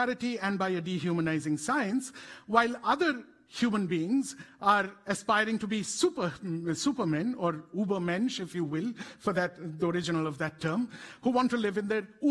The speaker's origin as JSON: {"language": "English", "country": "India", "said": "we are a country that has produced both this kind of cutting-edge genetic science and also reduced some of our own citizens to this level of inhumanity."}